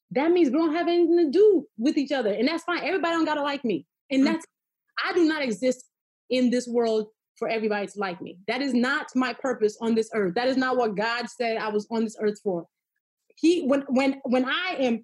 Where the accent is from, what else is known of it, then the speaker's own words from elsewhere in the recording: Nigeria; I am always a Nigerian girl